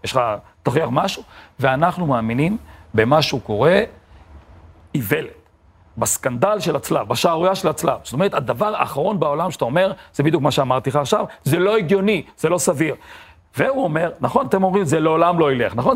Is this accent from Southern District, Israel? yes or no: yes; Beersheba, Southern District, Israel; כשאני גדלתי בבאר שבע